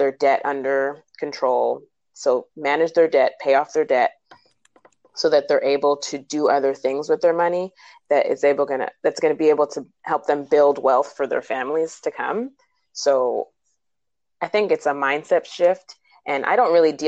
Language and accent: English; Montreal, Quebec, Canada; first language English; moved away as an adult; also born or lived in New Jersey; now in United States; I'm originally from Montreal, Canada, and I got licensed there. And then I moved to the States about 11 or 12 years ago